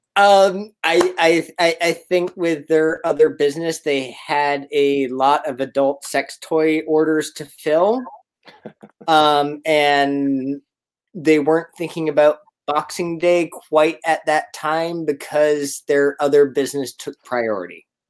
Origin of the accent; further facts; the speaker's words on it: Canada; now in Richmond, Virginia, United States; I'm originally Canadian